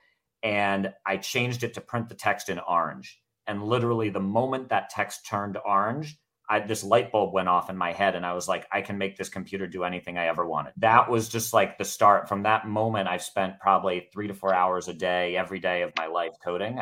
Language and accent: English; Baltimore, Maryland, United States; I grew up in Baltimore, Maryland